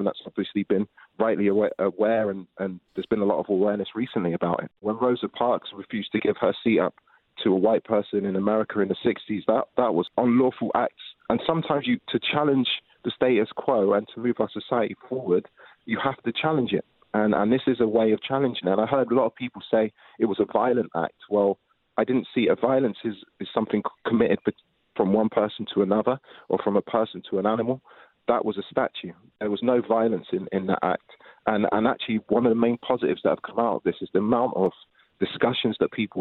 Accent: Bristol, South West England, United Kingdom; because of my dad's career, I moved to Bristol when I was 10 years old

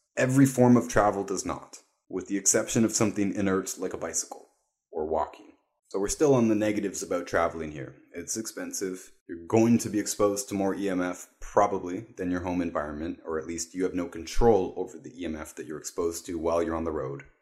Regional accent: Toronto, Ontario, Canada; moved away; I was raised in East Toronto, Canada

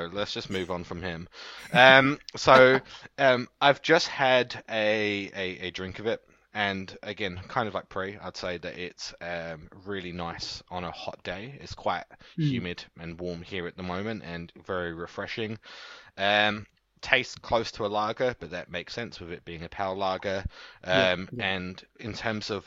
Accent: Dagenham, London, United Kingdom; also born or lived in Essex; now in Wanaka, New Zealand; I'm from Dagenham originally, so but I've moved and I'm currently in Wanaka

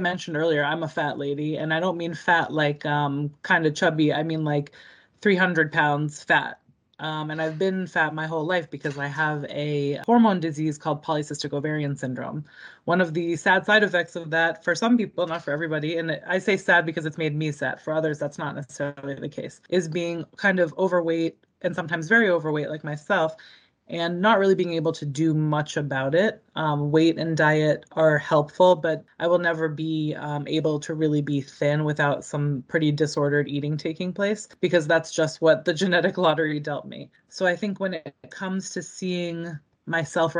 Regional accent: Boston, Massachusetts, United States; also born or lived in Baltimore, Maryland; I'm from the Boston area. Grew up here, was born in the area.

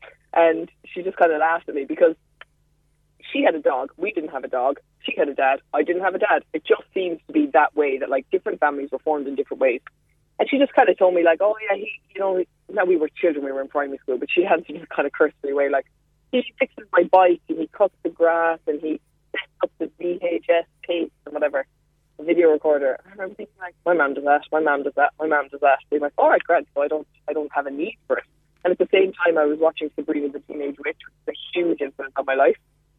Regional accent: Mallow, Munster, Ireland; Had female role models. I was thinking about this because my parents are divorced, so it was me and my mom, and my nana was a huge part of my life.

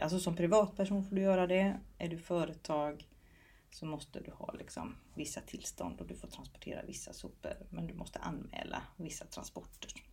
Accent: Småland, Sweden; Jag har en bakgrund där jag är uppvuxen på gård i Småland

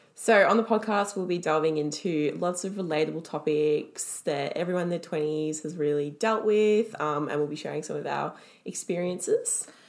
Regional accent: Melbourne, Victoria, Australia; born in Melbourne. I've lived in Melbourne my whole life

